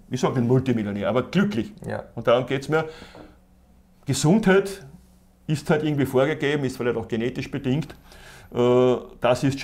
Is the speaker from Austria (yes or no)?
yes; Austria; wir AT, sind Österreicher. Wir sind Österreicher.